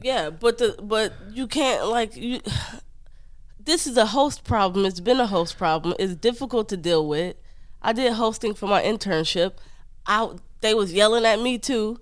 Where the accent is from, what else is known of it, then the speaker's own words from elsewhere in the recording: Detroit, Michigan, United States; moved away as an adult; I'm from Detroit